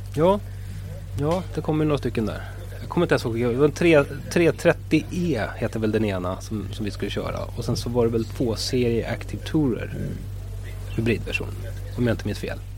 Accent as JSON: {"language": "Swedish", "town": "Stockholm", "region": "Stockholm County", "country": "Sweden", "said": "jag är ju själv stockholmare"}